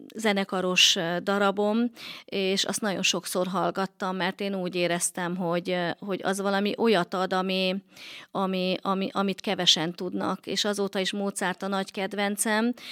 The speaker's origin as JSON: {"language": "Hungarian", "town": "Balassagyarmat", "region": "Nógrád", "country": "Hungary", "tie": "born or raised there", "also_born_or_lived": "Miskolc", "moved": "as an adult", "said": "Balasagyarmaton nőttem fel"}